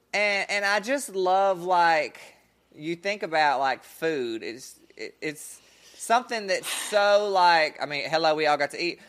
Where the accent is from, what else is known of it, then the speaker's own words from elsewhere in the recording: Bessemer, Alabama, United States; I'm white, but I grew up in Bessemer